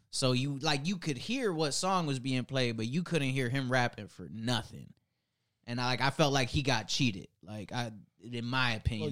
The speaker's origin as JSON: {"language": "English", "town": "Cleveland", "region": "Ohio", "country": "United States", "said": "I'm from Cleveland"}